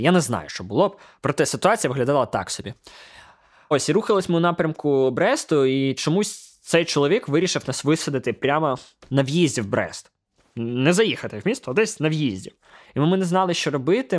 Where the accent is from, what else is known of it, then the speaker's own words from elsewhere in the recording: Ukraine; ми з України